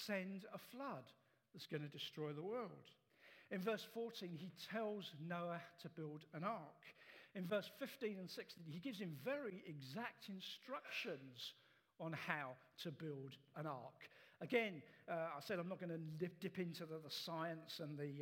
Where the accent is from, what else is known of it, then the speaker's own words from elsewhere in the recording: England, United Kingdom; as Western English people